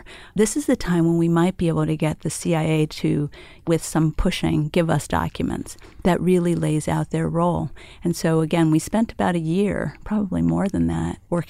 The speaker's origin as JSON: {"language": "English", "town": "El Paso", "region": "Texas", "country": "United States", "tie": "born or raised there", "said": "I grew up on the border. Mm. I grew up in El Paso, Texas."}